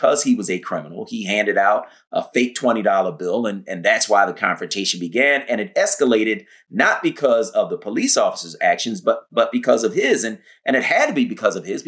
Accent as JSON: {"language": "English", "town": "Philadelphia", "region": "Pennsylvania", "country": "United States", "tie": "born or raised there", "said": "I grew up in Philadelphia, West Oak Lane, until my parents got divorced, and in North Philly"}